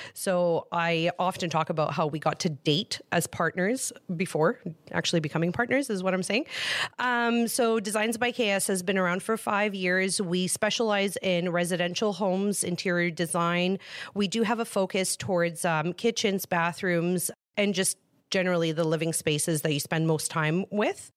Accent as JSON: {"language": "English", "country": "Greece", "tie": "born or raised there", "moved": "yes", "said": "I was born in Greece"}